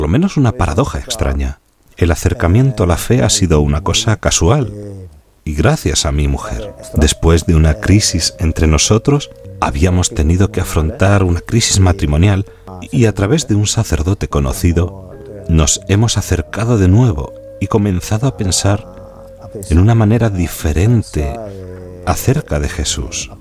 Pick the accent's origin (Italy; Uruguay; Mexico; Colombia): Italy; Lumezzane, Lombardy; de Lumezzane, en la provincia de Brescia, Italia